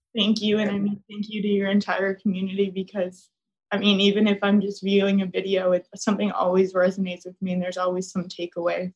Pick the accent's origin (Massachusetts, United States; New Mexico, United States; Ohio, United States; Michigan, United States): Massachusetts, United States; moved away as an adult; now in Miami, United States; I live in Miami alone, and I'm from Massachusetts